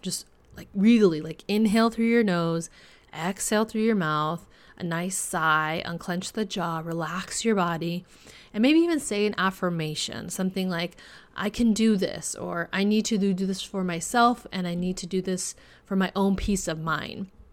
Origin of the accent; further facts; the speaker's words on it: California, United States; my home state of California